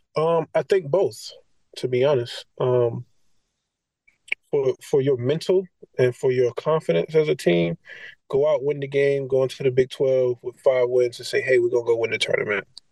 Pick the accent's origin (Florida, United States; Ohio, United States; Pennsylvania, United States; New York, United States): Florida, United States; moved away; University of Florida just because it's my home state